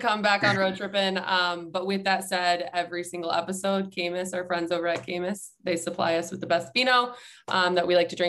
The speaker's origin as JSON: {"language": "English", "region": "Ohio", "country": "United States", "tie": "born or raised there", "said": "I am born and raised in Ohio. I grew up a Cleveland fan, still am to this day."}